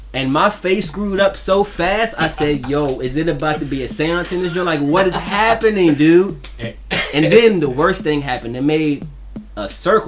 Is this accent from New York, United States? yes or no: yes; New York City, New York, United States; now in Washington, D.C., United States; I'm originally from Brooklyn, New York